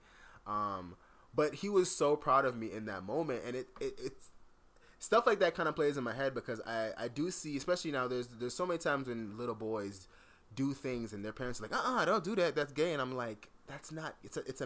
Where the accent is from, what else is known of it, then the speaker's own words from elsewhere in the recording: South Florida, United States; growing up in South Florida